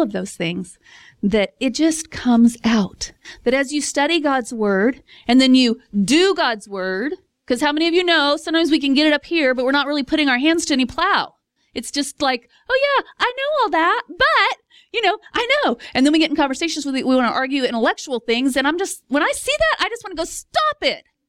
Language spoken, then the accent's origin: English; Texas, United States; I'm from Texas